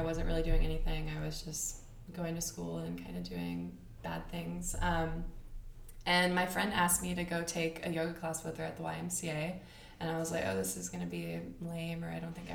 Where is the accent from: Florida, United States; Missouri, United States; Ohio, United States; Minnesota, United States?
Florida, United States; also born or lived in Alabama; I was born in Alabama, but I moved to Florida when I was in fourth grade. So my time has been kind of split between Alabama